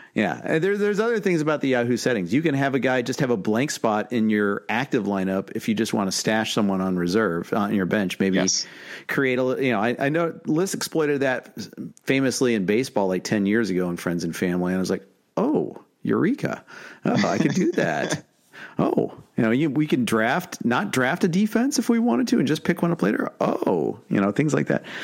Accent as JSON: {"language": "English", "town": "Indianapolis", "region": "Indiana", "country": "United States", "tie": "born or raised there", "moved": "yes", "lives_now": "Los Angeles, United States", "said": "I'm born and raised in Indianapolis"}